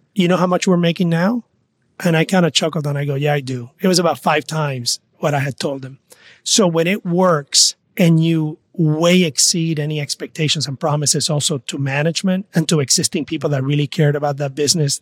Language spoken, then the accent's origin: English; Mayagüez, Puerto Rico; moved away; also born or lived in New York; I am from Mayagüez, Puerto Rico. I grew up in a small town